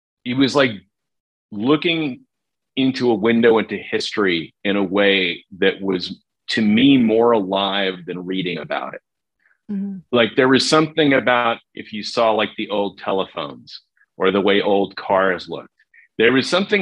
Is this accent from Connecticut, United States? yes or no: no; New Jersey, United States; growing up in New Jersey